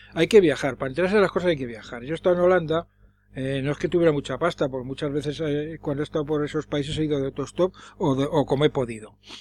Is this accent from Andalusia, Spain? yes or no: no; Madrid, Community of Madrid, Spain; Yo de pequeño vivía por la Plaza Castilla